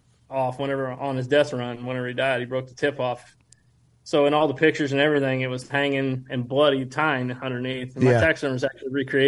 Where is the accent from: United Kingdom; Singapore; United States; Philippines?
United States; Midwest; but you know, we're from the Midwest. We don't get to see the, you know, very rarely get opportunity to velvet deer around here.